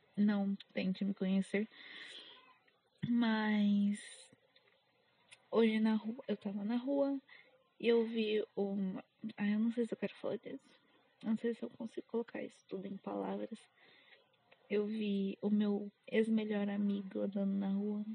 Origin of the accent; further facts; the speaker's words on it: São Paulo, Brazil; accent: paulistano; eu sou paulista. Então, às vezes eu acho que eu puxo muito R, apesar de todo paulistano falar que não tem sotaque. Eu sou extremamente paulistana